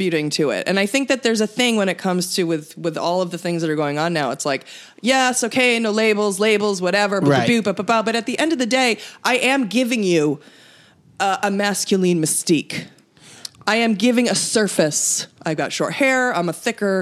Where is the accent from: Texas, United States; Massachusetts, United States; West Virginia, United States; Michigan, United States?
Massachusetts, United States; Lexington; I grew up in Lexington, Massachusetts